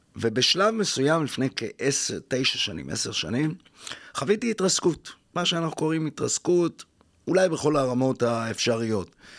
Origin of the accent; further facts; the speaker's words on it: Jaffa, Tel Aviv District, Israel; ואני חוזר ליפו, עיר הולדתי